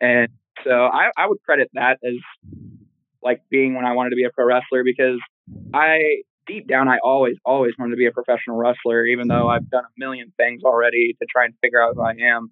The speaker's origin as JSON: {"language": "English", "region": "Oklahoma", "country": "United States", "tie": "born or raised there", "also_born_or_lived": "Detroit, Michigan", "said": "I spent all of my school years here in Oklahoma"}